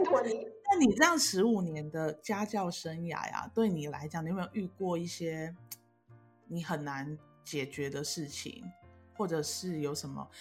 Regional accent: southern Taiwan, Taiwan; 我们南部人就需要

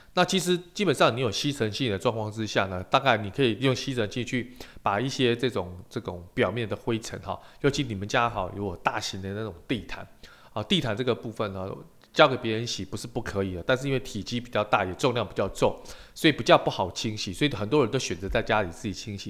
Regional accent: Taiwan; 我们台湾人很喜欢泡茶

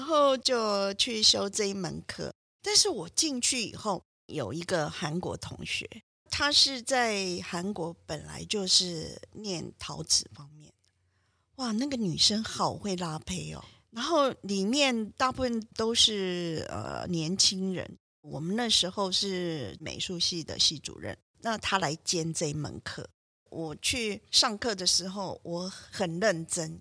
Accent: Tainan, Taiwan; moved away as an adult; also born or lived in Boston, United States; 我是台南人嘛啊，回家以后就回到母校，就是长隆中学去兼课，就开始教书的教那个书生涯呀

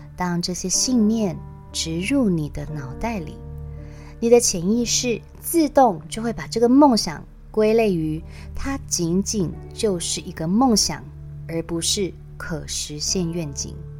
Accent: Taiwan; 我说我从台湾来，一个人旅行欧洲

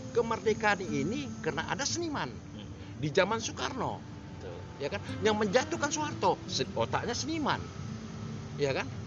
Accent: Medan, North Sumatra, Indonesia; ini tempat kelahiran aku

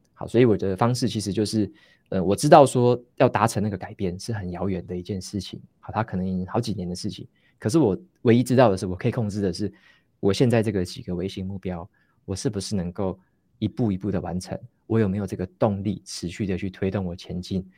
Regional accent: Taitung, Taitung County, Taiwan; moved away as an adult; also born or lived in Taoyuan / Taipei; now in Hsinchu, Taiwan; 我是，我是从台东，就是我小时候是在台东长大嗯，嗯哼，然后嗯。从台东，应该说读到高中都是在台东读

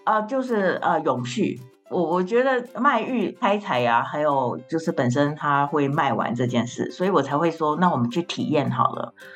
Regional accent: Hualien, Hualien County, Taiwan; moved away as an adult; also born or lived in Shanghai; 我就是吃石头饭长大的花莲小孩

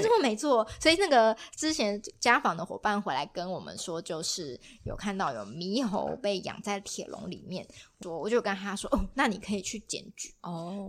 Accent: Kaohsiung, Taiwan; 因为其实我自己也是高雄人嘛

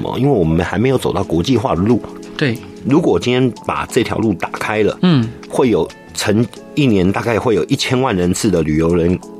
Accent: Taiwan; also born or lived in Hengchun / Yilan; 我的国家，我的家乡这么美

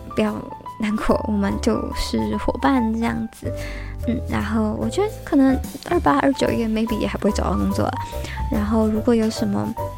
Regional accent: Taiwan; also born or lived in United Kingdom; 在回台湾后两周

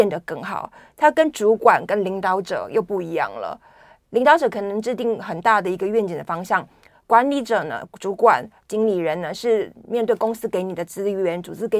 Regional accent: Taiwan; 我们台湾人

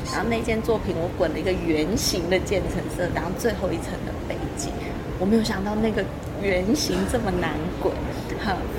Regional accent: Hualien, Hualien County, Taiwan; now in Taitung, Taiwan; 我是花莲出生的花莲人嘛，虽然我现在移居台东

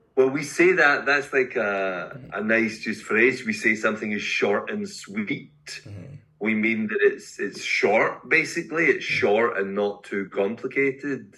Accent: Glasgow, Scotland, United Kingdom; now in Edinburgh, United Kingdom; I am a Scottish poet. Eh, from Glasgow, but I live in Edinburgh.

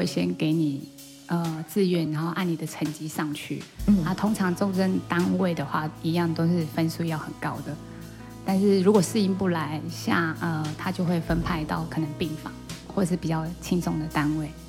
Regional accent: Daren, Taitung County, Taiwan; 哦，我是本地人，但是是住在隔壁隔壁乡的。

